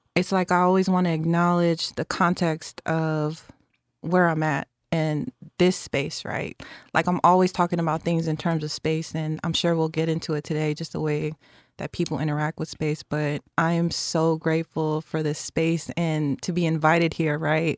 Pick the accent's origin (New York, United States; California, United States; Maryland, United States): California, United States; San Francisco; was born and bred in San Francisco in public housing